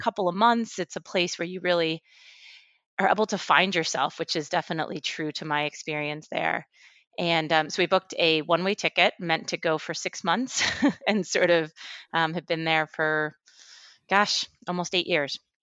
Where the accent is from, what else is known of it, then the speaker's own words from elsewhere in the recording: Westchester, New York, United States; moved away as an adult; also born or lived in Mexico City, Mexico; I grew up in Westchester, um, right outside of New York City, um, after, after my family moved back from Mexico City